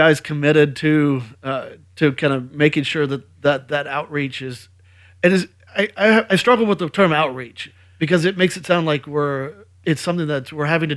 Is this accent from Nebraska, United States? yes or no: no; Houston, Texas, United States; I was born in Houston